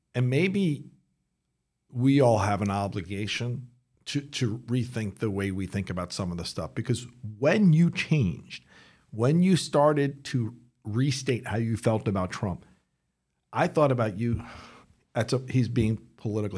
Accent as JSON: {"language": "English", "country": "United States", "said": "I'm an American"}